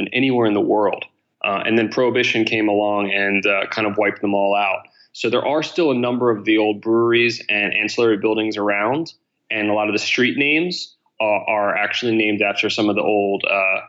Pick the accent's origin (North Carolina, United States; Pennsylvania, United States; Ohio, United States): Pennsylvania, United States; Philadelphia; also born or lived in Boston; So I grew up here in Center City, Philadelphia, my whole life, and left when I graduated high